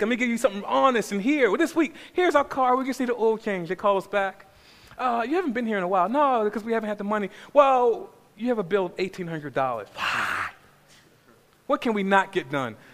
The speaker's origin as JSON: {"language": "English", "town": "Baltimore", "region": "Maryland", "country": "United States", "tie": "born or raised there", "said": "I grew up in South Baltimore. I grew up in a place called Cherry It's a pretty rough neighborhood."}